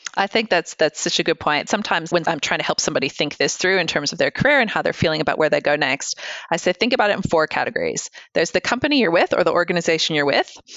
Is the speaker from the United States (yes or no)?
yes; United States; moved away; I grew up in the States